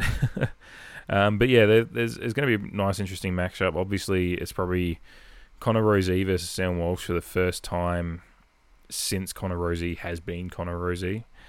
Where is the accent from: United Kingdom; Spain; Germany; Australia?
Australia; Adelaide, South Australia; now in Santa Monica, United States; someone from Adelaide was all the way over here